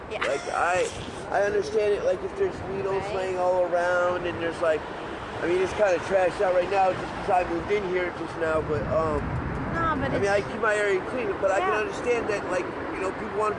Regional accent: New York, United States; now in San Francisco, United States; I got SSI growing up in New York.

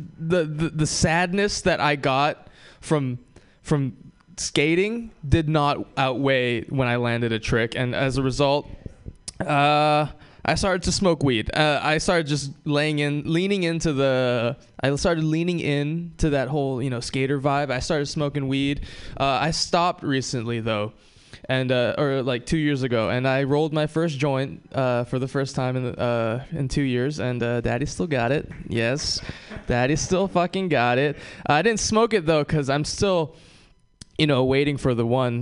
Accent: Hawaii, United States; moved away; I'm from Hawaii

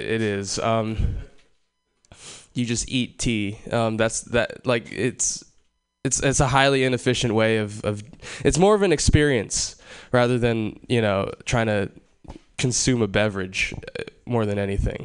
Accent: Hawaii, United States; moved away; I was born and raised in Hawaii

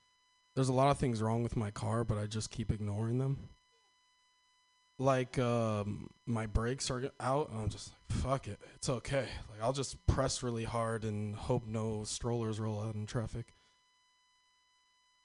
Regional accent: Northern California, United States; I'm from Northern California.

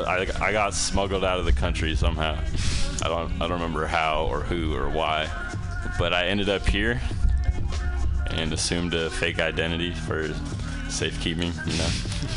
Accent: Romania; I grew up in Romania and with my grandparents

